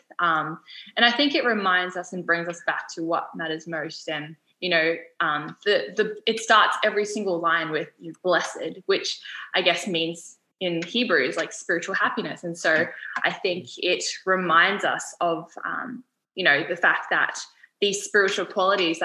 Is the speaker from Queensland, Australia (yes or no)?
no; Sydney, New South Wales, Australia; moved away as an adult; now in Gold Coast, Australia; I was born and raised in Sydney, moved up to the Gold Coast to start studying medicine.